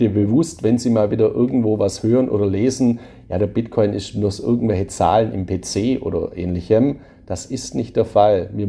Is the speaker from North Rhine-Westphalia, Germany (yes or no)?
no; Baden-Württemberg, Germany; Ich bin ja ein Schwabe. Bei uns in Schwaben gibt es einen alten Spruch